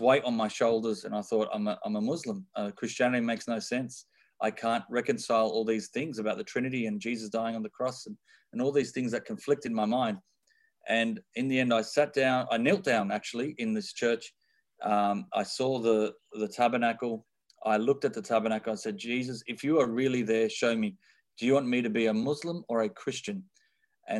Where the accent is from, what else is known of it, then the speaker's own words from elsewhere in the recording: Sydney, New South Wales, Australia; I am born and raised in Sydney, Australia